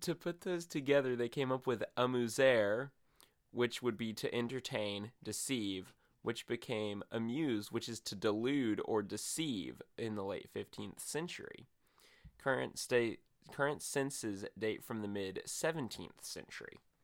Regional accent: Mozambique; I hail from Mozambique, East Africa

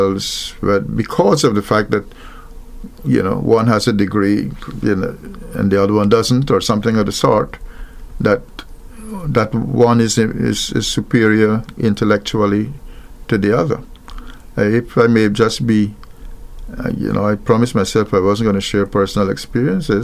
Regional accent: Wales, Demerara-Mahaica, Guyana; I was born in Wales, West Bank Demerara, in Guyana

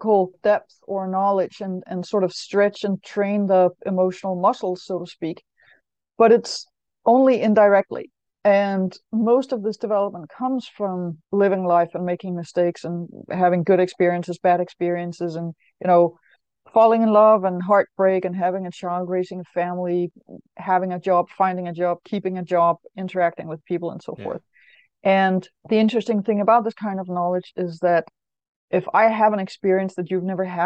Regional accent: Denmark; I know I'm from Denmark. I know that in the 70s, when I went to school

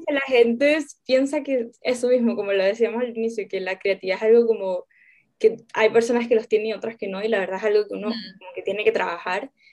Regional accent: Venezuela; now in Chile; soy venezolana, vivo en Chile

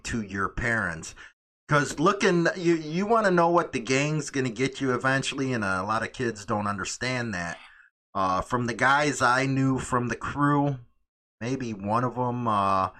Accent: Chicago, Illinois, United States; moved away as an adult; I grew up on Northside, it was pretty bad.

